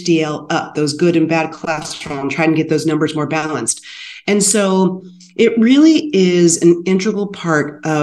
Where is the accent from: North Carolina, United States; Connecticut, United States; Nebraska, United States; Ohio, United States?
Ohio, United States; Sycamore; growing up in Sycamore, Ohio with my grandparents